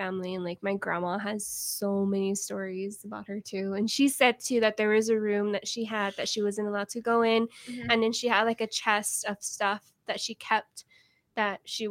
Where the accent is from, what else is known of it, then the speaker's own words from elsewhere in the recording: San Antonio, Texas, United States; I'm from San Antonio, Texas